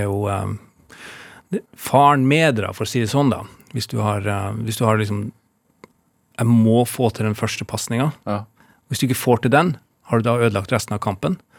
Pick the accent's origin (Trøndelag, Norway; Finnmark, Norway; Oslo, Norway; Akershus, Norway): Finnmark, Norway; Alta; jeg er jo født og oppvokst i Alta